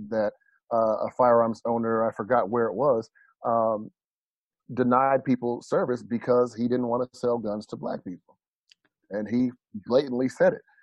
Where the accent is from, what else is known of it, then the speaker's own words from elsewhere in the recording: United States; as an American